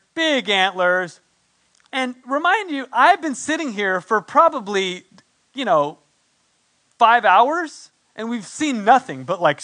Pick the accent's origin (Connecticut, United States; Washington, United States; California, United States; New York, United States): California, United States; San Diego; moved away; also born or lived in San Antonio, Texas; I'm from San Diego